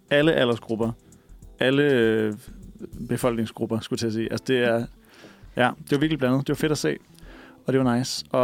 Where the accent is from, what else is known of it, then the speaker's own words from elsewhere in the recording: Viborg, Central Denmark Region, Denmark; moved away as an adult; now in Copenhagen, Denmark; De er simpelthen flyttet fra øh, min hjemby Viborg lige efter jeg flyttede hjemmefra